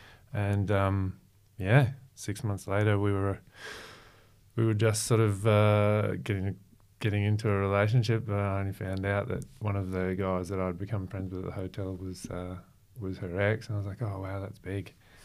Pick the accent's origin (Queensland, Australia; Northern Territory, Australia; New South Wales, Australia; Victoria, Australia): Queensland, Australia; Brisbane; moved away as an adult; also born or lived in Melbourne / Gold Coast; now in Sunshine Coast, Australia; So I'm Brisbane based boy. Yeah. We moved there from Melbourne when I was like three